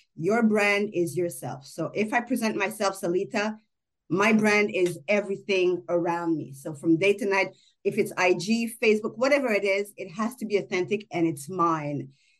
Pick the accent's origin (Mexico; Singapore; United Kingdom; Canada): Canada; As a Canadian, it's cold here.